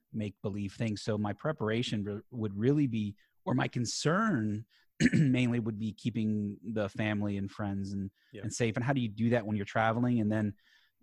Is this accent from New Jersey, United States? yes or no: no; South Florida, United States; I'm born and raised in South Florida